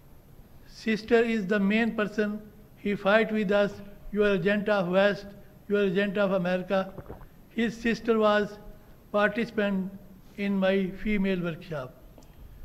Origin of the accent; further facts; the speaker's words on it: Pakistan; English is a second language; I am being a Pakistani